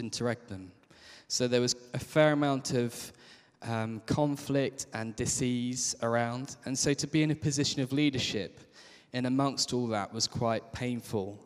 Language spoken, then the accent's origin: English; Kent, South East England, United Kingdom; I grew up in Kent.